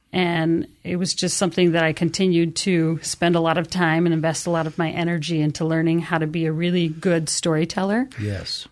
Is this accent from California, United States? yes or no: no; Canyon County, Treasure Valley, Idaho, United States; I am from the Treasure Valley, born and raised in Canyon County